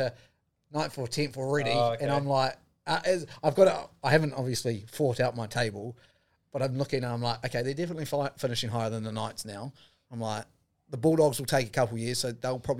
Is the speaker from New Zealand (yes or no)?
yes; New Zealand; as a New Zealander